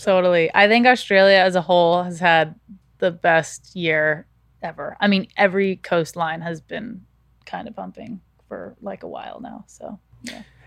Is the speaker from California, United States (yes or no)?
yes; Santa Barbara, California, United States; growing up in Santa Barbara